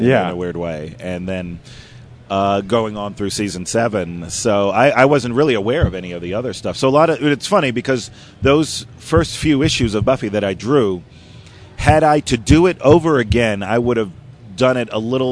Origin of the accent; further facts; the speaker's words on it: Miami Beach, Florida, United States; I grew up in Miami Beach. I went to, it's funny, I went to Miami Beach Senior High